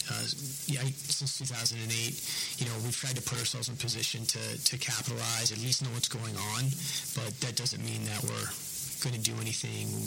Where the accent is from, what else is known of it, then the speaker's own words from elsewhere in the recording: New England, United States; now in Oklahoma City, United States; you guys know I'm from New England